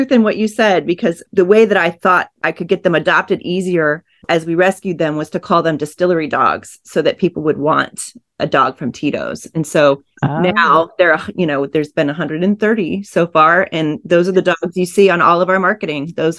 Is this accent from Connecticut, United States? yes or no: yes; Groton, Connecticut, United States; also born or lived in Kansas City; now in Austin, United States; I grew up on the East Coast. My dad was okay. On the Navy submarines in Groton. So, but I was born in Kansas City. I spent a lot of time there too, but I've been in Austin since 1998.